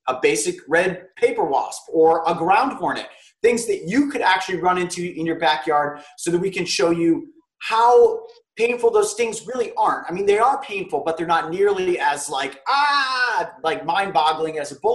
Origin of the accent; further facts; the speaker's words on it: Newbury, Ohio, United States; I grew up in Newberry